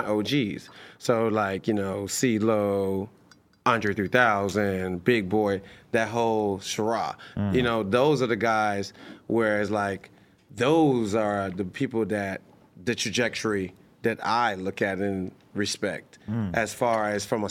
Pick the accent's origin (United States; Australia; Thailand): United States; Atlanta, Georgia; we're from Atlanta